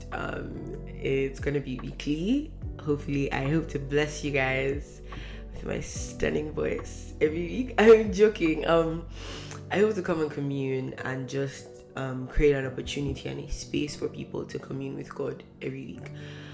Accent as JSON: {"language": "English", "region": "Northern Nigeria", "country": "Nigeria", "first_language": "Hausa", "second_language": "English", "moved": "yes", "lives_now": "Canada", "said": "I'm from Nigeria"}